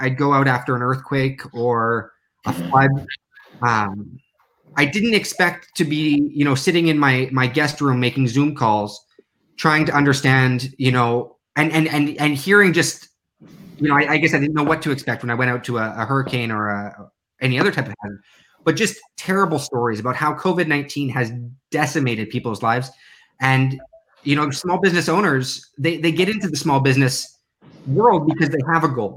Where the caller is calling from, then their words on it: Newark, Delaware, United States; I'm calling from Newark, Delaware